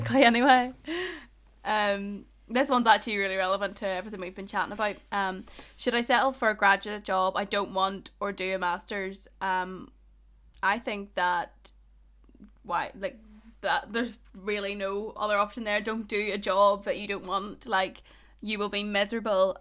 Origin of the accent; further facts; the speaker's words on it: Ballymena, Northern Ireland, United Kingdom; accent: Ballymena; I don't even have a strong Ballymena accent